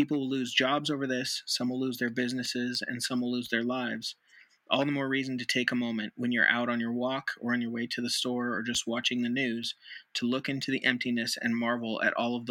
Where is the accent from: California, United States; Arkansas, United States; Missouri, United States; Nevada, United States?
Nevada, United States; Nevada's my home state